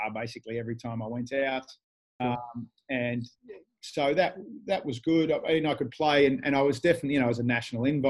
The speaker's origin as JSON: {"language": "English", "town": "Canberra", "region": "Australian Capital Territory", "country": "Australia", "tie": "born or raised there", "also_born_or_lived": "Asia", "moved": "as an adult", "lives_now": "Perth, Australia", "said": "I grew up in Canberra"}